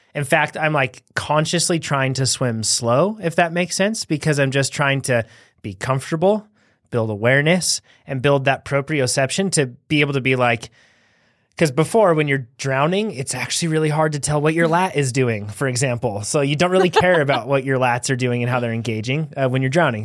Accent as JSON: {"language": "English", "country": "United States", "said": "we're from the United States of America"}